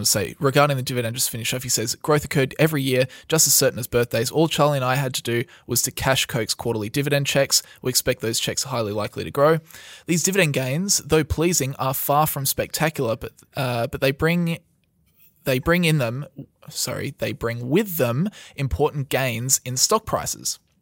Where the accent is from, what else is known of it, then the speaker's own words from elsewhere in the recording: Australia; We are from Australia